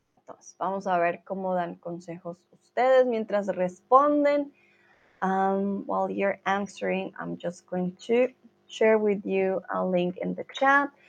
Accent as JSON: {"language": "Spanish", "country": "Colombia", "moved": "yes", "lives_now": "Germany", "said": "Soy de Colombia, vivo en Alemania"}